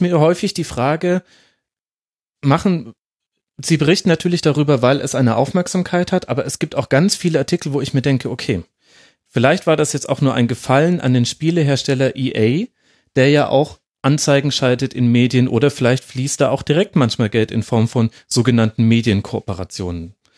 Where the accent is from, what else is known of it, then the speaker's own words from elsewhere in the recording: Franconia, Bavaria, Germany; hat man bei uns in Franken immer gesagt